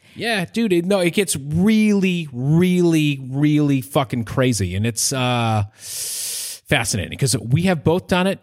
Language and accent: English; Maine, United States; I'm a trombone player and I'm from Maine